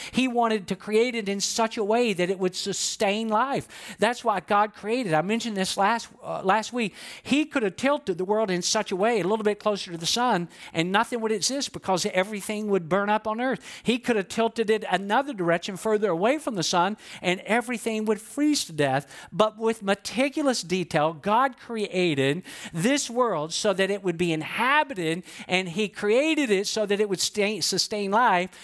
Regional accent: Georgia, United States; I'm from Georgia

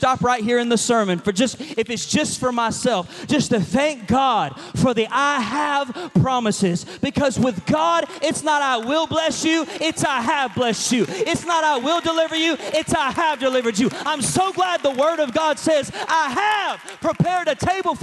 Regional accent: Georgia, United States; also born or lived in Chicago; I'm a Georgia boy. I'm from the South

